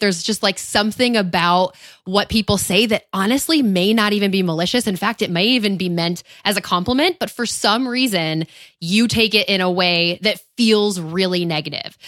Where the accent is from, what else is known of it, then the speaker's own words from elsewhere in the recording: upstate New York, United States; moved away; my hometown, my, my home state of upstate New York